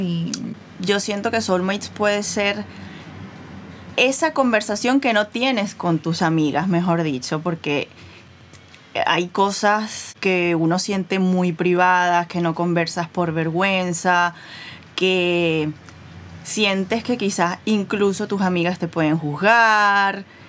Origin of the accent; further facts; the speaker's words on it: Venezuela; moved away; yo crecí en Venezuela